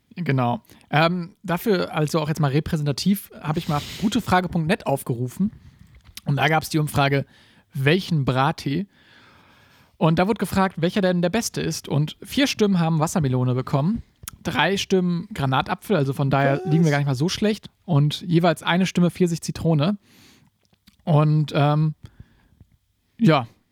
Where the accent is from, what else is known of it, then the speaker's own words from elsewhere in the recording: Gießen, Hesse, Germany; bei uns in Gießen